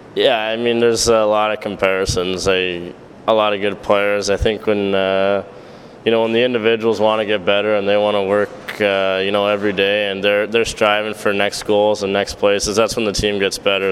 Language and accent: English; Edmonton, Alberta, Canada; I'm being from Edmonton